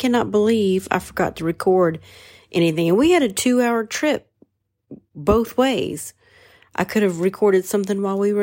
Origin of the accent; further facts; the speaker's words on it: Portsmouth, Ohio, United States; moved away; Portsmouth, Ohio, my hometown.